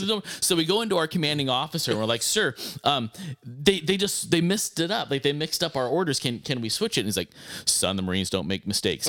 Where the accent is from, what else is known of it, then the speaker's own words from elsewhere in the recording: Arizona, United States; a guy growing up in Arizona